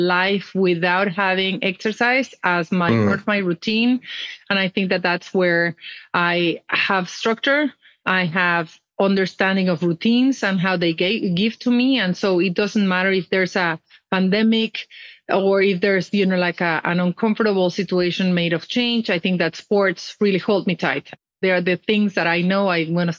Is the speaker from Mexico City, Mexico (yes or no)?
yes; Mexico City, Mexico; moved away as an adult; also born or lived in Europe; I was born and raised in Mexico. I'm from the north of Mexico. I grew up in Mexico City